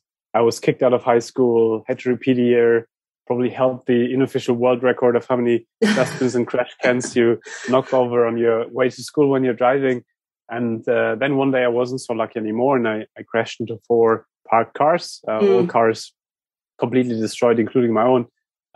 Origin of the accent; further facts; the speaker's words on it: San Francisco, California, United States; I'm stuck in London. I'm from San Francisco. I'm stuck in London.